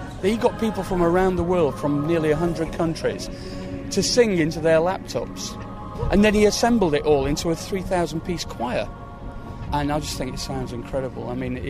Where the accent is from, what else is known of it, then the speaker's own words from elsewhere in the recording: Sheffield, Yorkshire and the Humber, United Kingdom; moved away as an adult; now in London, United Kingdom; I come from Sheffield originally, but I've lived in London for 30 years